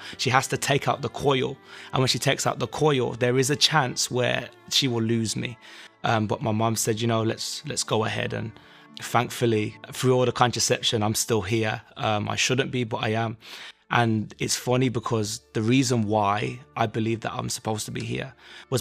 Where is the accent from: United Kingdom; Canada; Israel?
United Kingdom; Birmingham, West Midlands; I'm from Birmingham, England